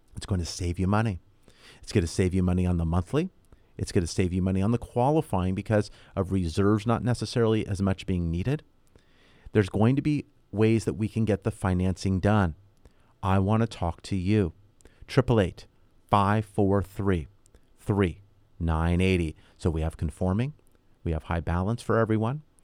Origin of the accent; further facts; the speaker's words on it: Southern California, United States; I was born and raised here in Southern California.